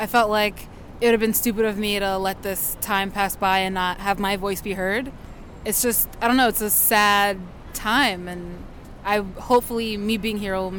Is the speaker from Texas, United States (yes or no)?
no; Long Island, New York, United States